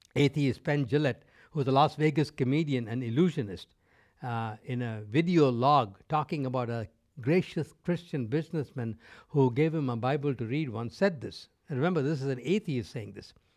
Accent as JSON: {"language": "English", "region": "North India", "country": "India", "tie": "born or raised there", "first_language": "Tamil", "second_language": "English", "moved": "yes", "lives_now": "North America", "said": "I grew up in India. Uh, I spoke Tamil, which was my mother tongue. I spoke Hindi, which was the lingua franca of that country, living in North India"}